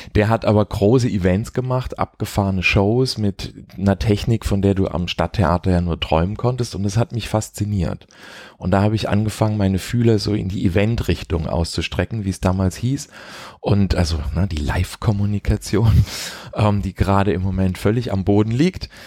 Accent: Heidelberg, Baden-Württemberg, Germany; moved away as an adult; also born or lived in Karlsruhe / Mannheim; now in Berlin, Germany; In Heidelberg aufgewachsen, in Mannheim zur Schule gegangen. Also so Baden.

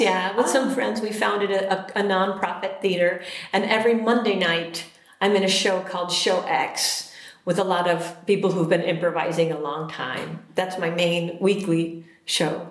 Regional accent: a suburb of Chicago, Illinois, United States; also born or lived in Richmond, Virginia; now in Minnesota, United States; I was born in Richmond, Virginia, mm-hmm. but then we moved almost immediately to a suburb of Chicago, Illinois, and I moved to Minnesota in 1992

